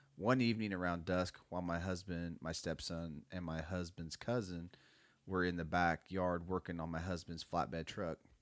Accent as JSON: {"language": "English", "town": "Muskogee", "region": "Oklahoma", "country": "United States", "tie": "born or raised there", "said": "growing up in Muskogee"}